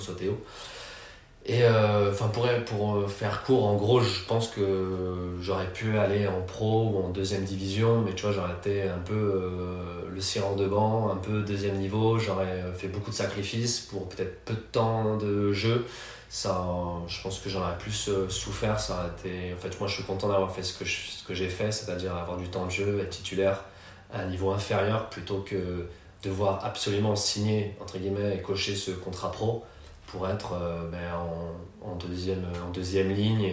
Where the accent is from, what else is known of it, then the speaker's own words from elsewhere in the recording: Paris region, Île-de-France, France; moved away as an adult; also born or lived in Malaysia / Los Angeles / Valencia; j'ai grandi en région parisienne